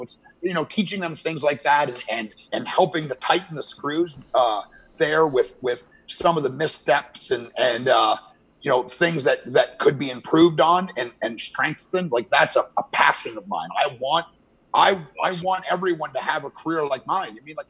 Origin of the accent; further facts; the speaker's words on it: Canada; because I'm a Canadian, hot-blood Canadian pig.